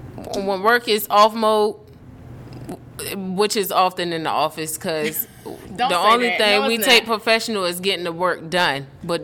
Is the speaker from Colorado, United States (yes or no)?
no; Portsmouth, Virginia, United States; smarts came from Kathy and growing up in Portsmouth, out Lincoln Park.